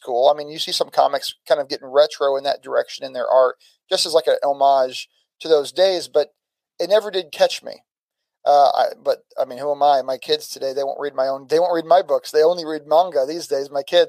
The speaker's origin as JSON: {"language": "English", "town": "St. Louis", "region": "Missouri", "country": "United States", "also_born_or_lived": "7 different states", "said": "So, like, I'm from St. Louis region, but I've lived in 7 different states."}